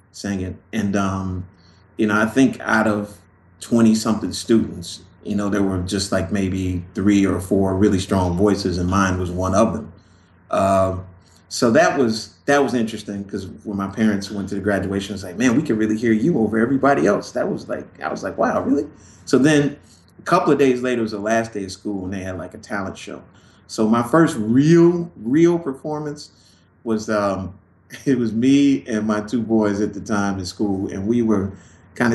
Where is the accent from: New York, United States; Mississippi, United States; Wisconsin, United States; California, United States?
California, United States; Los Angeles; moved away; also born or lived in Chicago, Illinois, United States; I grew up in Los Angeles and like in the early 70s